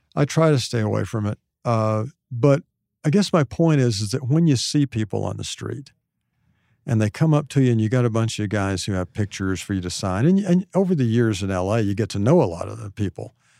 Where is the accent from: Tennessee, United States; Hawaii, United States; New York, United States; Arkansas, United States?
Arkansas, United States; Hot Springs; Hot Springs, which is where I'm from